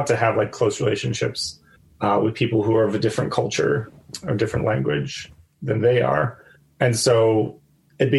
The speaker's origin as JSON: {"language": "English", "country": "United States", "moved": "as an adult", "lives_now": "Myanmar"}